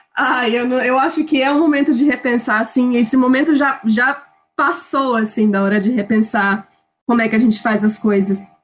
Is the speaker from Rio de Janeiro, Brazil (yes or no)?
no; Minas Gerais, Brazil; moved away as an adult; now in Madrid, Spain; eu nasci em Minas, mas meus pais estão morando no Espírito Santo